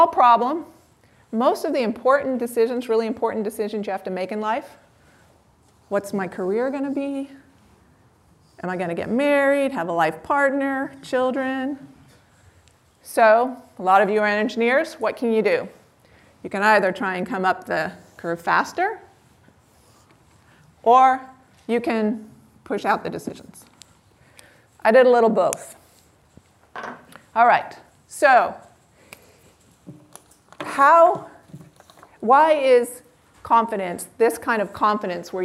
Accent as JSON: {"language": "English", "town": "Palo Alto", "region": "California", "country": "United States", "tie": "born or raised there", "said": "I grew up in Palo Alto"}